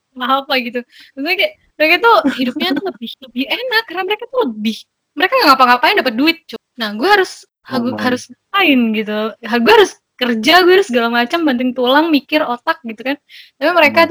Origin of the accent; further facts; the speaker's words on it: Indonesia; now in Germany; gue itu orang Indo keempat yang mereka hostin